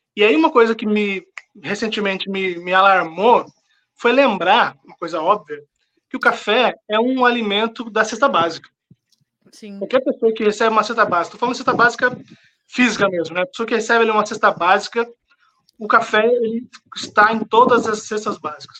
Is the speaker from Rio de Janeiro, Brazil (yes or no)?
no; São José dos Campos, São Paulo, Brazil; also born or lived in Paraíba; resolvi voltar para São José dos Campos, que é a minha cidade. Sou do interior de São Paulo, São José dos Campos